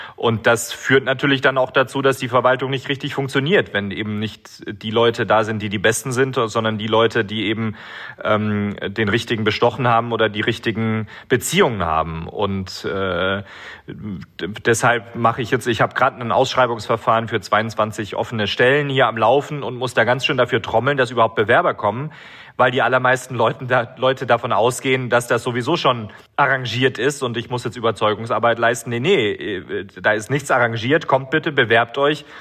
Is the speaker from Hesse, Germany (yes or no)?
no; Baden-Württemberg, Germany; moved away as an adult; now in Timișoara, Romania; Ich bin geboren und aufgewachsen in Deutschland, zum ersten Mal hier in die Stadt mit 19 Jahren gekommen